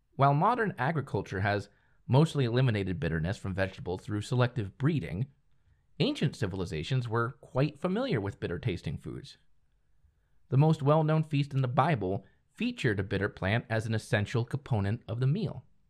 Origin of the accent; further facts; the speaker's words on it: United States; I'm from the States